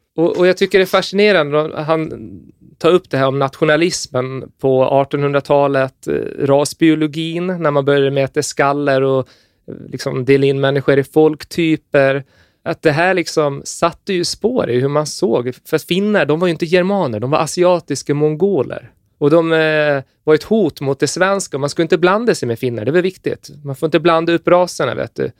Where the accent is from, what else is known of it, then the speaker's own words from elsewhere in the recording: Gotland, Sweden; jag är gotlänning och har 15 lamm hemma